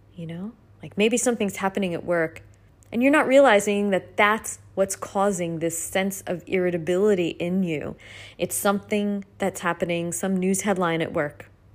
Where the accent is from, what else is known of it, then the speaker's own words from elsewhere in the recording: United States; now in Australia; I'm an American